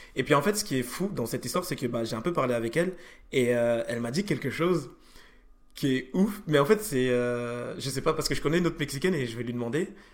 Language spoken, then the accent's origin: French; France; moi je suis, français